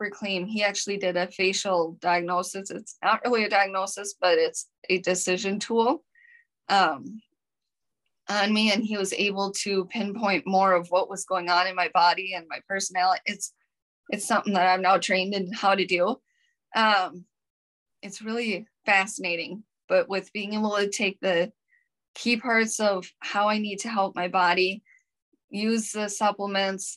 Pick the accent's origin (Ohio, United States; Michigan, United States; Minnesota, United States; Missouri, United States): Minnesota, United States; accent: Minnesotan; I'm from Minnesota. Mm-hmm. And I've been told I've got the Minnesotan accent